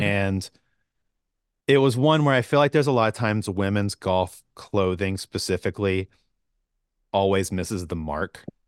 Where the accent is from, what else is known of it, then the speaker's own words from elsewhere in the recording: Georgia, United States; I grew up in Georgia